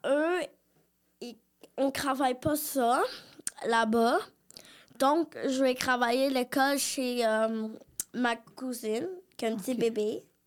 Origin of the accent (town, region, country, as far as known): Quebec, Canada; born or raised there; also born or lived in Brazil